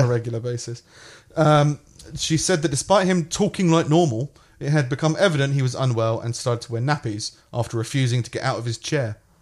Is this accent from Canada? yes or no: no; England, United Kingdom; also born or lived in United States; I started in year one in the U K 'cause I came from America.